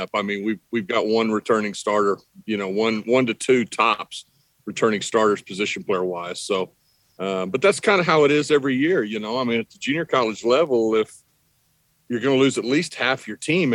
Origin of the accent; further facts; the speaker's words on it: Midwest, United States; now in Texas, United States; growing up in the Midwest